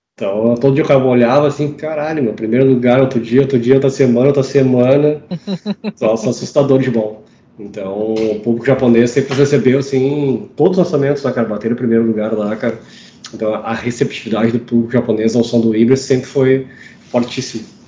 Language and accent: Portuguese; Porto Alegre, Rio Grande do Sul, Brazil; Eu sou de Porto Alegre, estou em Porto Alegre.